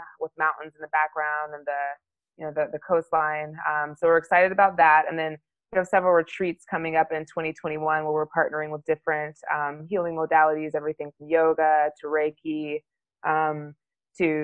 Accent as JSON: {"language": "English", "town": "Dallas", "region": "Texas", "country": "United States", "tie": "born or raised there", "also_born_or_lived": "England / Germany / Italy / New England", "moved": "as an adult", "lives_now": "Los Angeles, United States", "said": "where I grew up is mostly Dallas, good old Texas"}